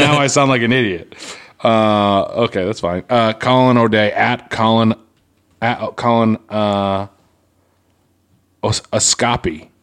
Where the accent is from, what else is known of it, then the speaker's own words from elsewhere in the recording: Quincy, Massachusetts, United States; I'm from Quincy